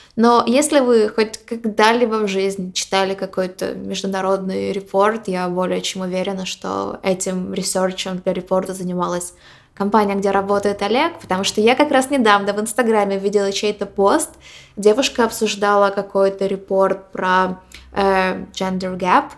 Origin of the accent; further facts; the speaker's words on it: Ukraine; moved away as an adult; also born or lived in Poland / Boston; now in New York, United States; мы из Украины, мы несколько лет жили в Польше, и почти два года назад мы переехали в Америку